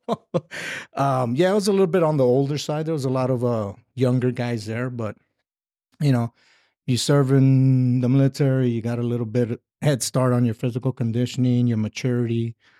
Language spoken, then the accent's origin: English; Inglewood, California, United States; moved away as an adult; also born or lived in Fort Drum, New York; now in Nevada, United States; I'm from Southern California. Uh, was born in, uh, Inglewood. Uh, stayed there for high school